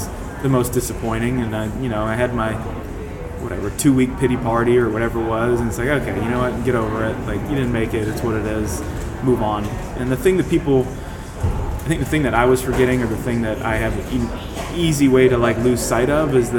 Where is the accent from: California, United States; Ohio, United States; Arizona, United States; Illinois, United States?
Ohio, United States; Ohio is a state that I grew up in the United States